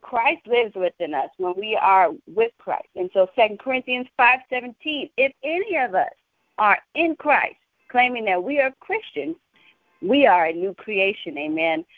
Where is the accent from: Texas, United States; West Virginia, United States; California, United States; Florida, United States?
Texas, United States; San Antonio; I'm from San Antonio, Texas